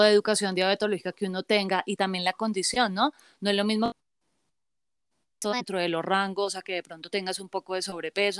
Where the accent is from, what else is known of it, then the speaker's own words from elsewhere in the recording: Bogotá, Colombia; yo soy de Bogotá, Colombia